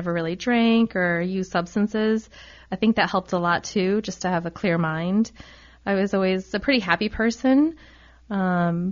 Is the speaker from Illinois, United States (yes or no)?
no; Rhode Island, United States; I'm actually from Rhode Island. I went to our state school, the University of Rhode Island. You know, as a Rhode Islander